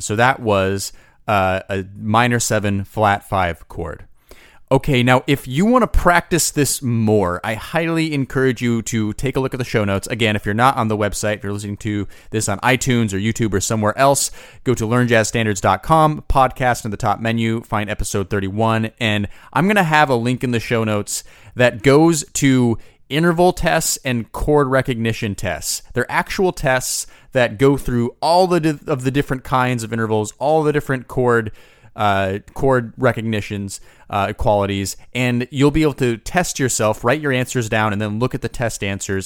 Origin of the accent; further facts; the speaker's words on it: United States; I'm from the United States